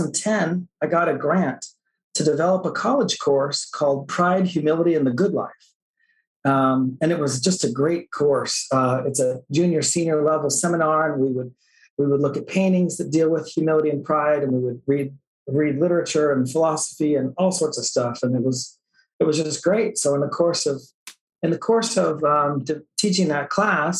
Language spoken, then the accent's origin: English; Oakton, Virginia, United States; Was a member of the church, active member of the church growing up in Northern Virginia